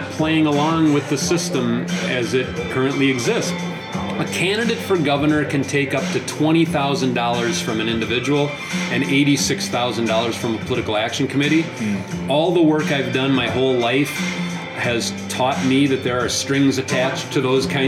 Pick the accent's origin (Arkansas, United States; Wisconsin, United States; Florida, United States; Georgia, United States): Wisconsin, United States; Clark County; I grew up in Clark County, about halfway between Eau Claire and Wausau, on a family dairy farm.